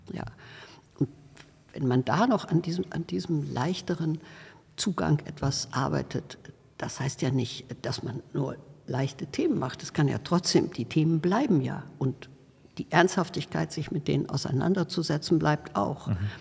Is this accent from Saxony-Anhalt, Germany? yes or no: no; North Rhine-Westphalia, Germany; moved away; ich bin ja auf dem Land geboren in Westfalen und ähm, bin äh, dort auch auf dem Land in eine äh, Schule äh, gegangen